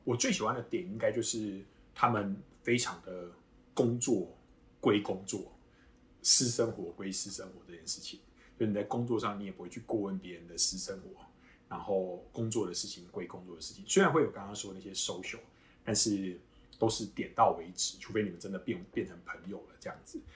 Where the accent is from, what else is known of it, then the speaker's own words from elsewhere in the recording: Kaohsiung, Taiwan; moved away as an adult; now in United States; 我是高雄人